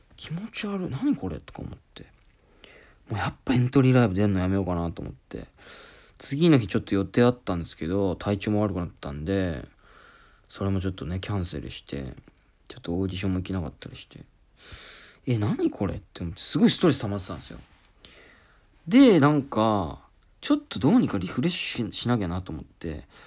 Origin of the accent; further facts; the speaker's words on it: Oita, Japan; moved away; 俺、大分県出身